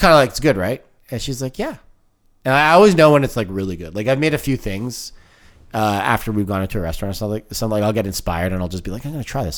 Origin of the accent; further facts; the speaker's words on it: Canada; I, I, I identify as Canadian, but the Italian thing is kind of, it's a, it's a part of who I am.